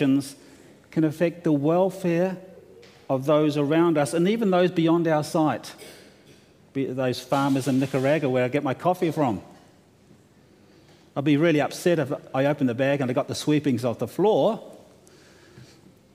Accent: New Zealand; now in Australia; I'm from New Zealand

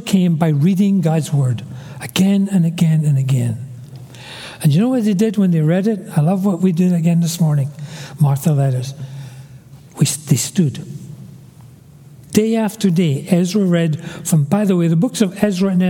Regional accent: Glasgow, Scotland, United Kingdom; I was born in Glasgow, a big, gray, dirty tenement building. I'm a city boy

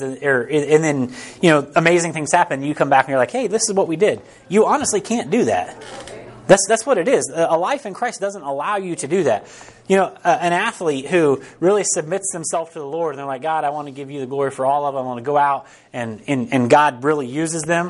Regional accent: Harrisonville, Missouri, United States; We're from Harrisonville.

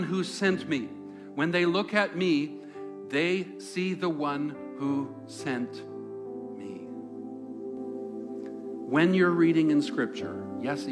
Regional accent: Langley, British Columbia, Canada; where I grew up in the Lower Mainland

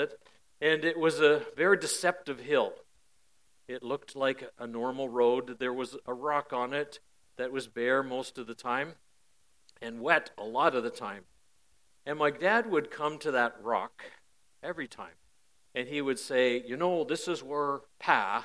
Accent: Parry Sound, Ontario, Canada; I was born and raised near Parry Sound.

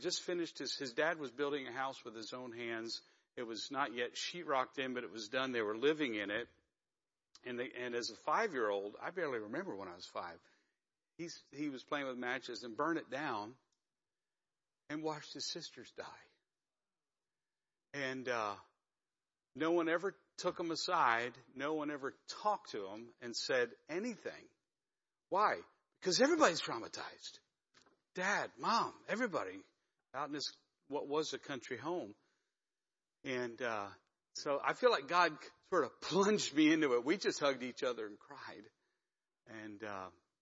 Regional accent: Pennsylvania, United States; moved away; I'm from Pennsylvania originally.

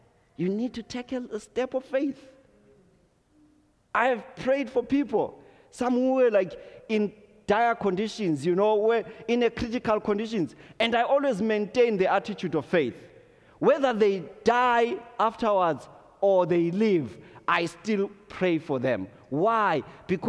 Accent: Zimbabwe; moved away; growing up in Zimbabwe

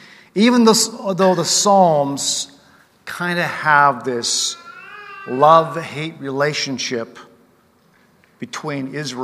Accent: Japan; now in Canada; my parents both were born and raised in British Columbia, but they took me to Japan as missionaries, so I grew up as a missionary kid in another culture as a missionary kid.

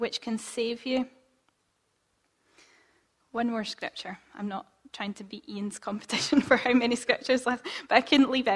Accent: Scotland, United Kingdom; as Scottish people

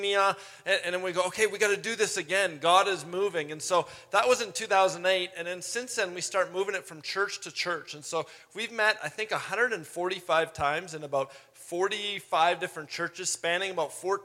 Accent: Edmonton, Alberta, Canada; I'm from Edmonton, started a ministry in 2008

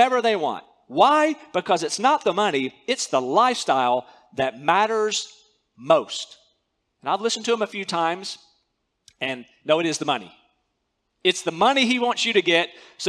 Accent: North Carolina, United States; moved away as an adult; also born or lived in Central Asia; I grew up in North Carolina.

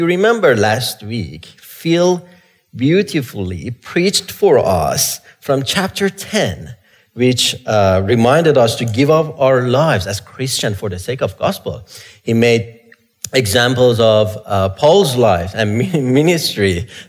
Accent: Iran; moved away; I grew up in Iran

